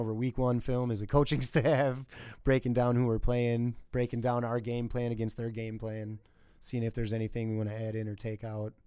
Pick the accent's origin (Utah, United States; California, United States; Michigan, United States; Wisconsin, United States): Wisconsin, United States; Milwaukee; now in Sheboygan, United States; I grew up in Milwaukee area